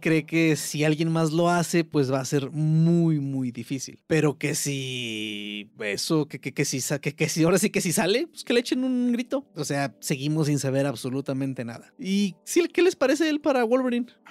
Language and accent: Spanish; Mexico; como mexicano